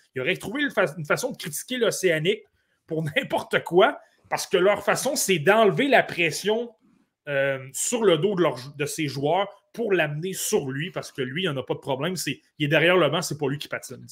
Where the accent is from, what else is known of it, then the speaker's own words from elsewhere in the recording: Côte-Nord, Quebec, Canada; je suis originaire de la Côte-Nord